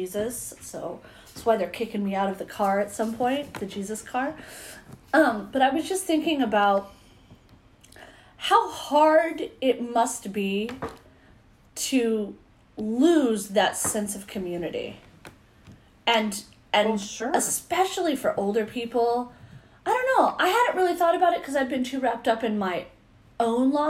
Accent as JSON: {"language": "English", "town": "Visalia", "region": "California", "country": "United States", "tie": "born or raised there", "said": "my hometown"}